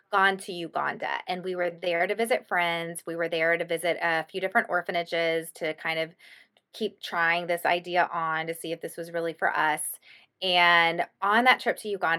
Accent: Austin, Texas, United States; I'm from Austin

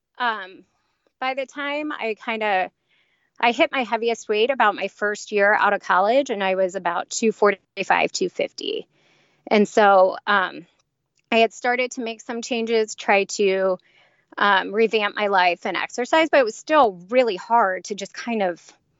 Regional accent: Cincinnati, Ohio, United States; I grew up in Cincinnati.

